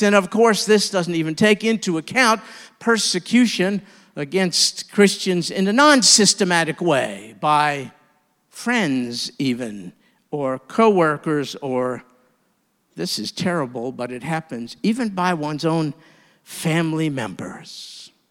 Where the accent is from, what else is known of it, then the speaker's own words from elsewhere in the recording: New York, United States; moved away; as a New Yorker